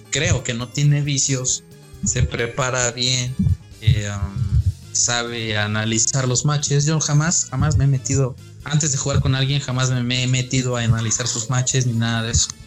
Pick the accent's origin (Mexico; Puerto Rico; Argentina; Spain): Mexico; yo no me incluyo, pero soy mexicano, pero no me incluyo